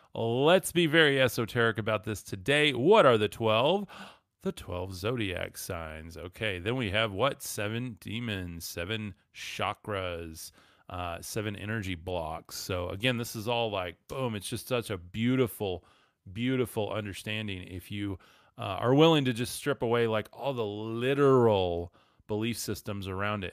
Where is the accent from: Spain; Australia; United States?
United States; West Texas; I'm from West Texas